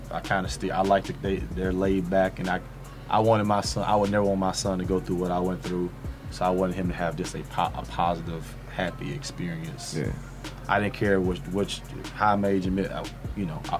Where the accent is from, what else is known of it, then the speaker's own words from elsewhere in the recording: Nashville, United States; when I grew up in Nashville, City, like she'll tell you, my freshman year at the house college, I couldn't wait to go back home.